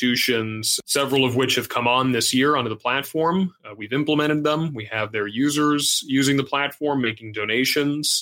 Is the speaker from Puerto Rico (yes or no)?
yes; Puerto Rico; Growing up in Puerto Rico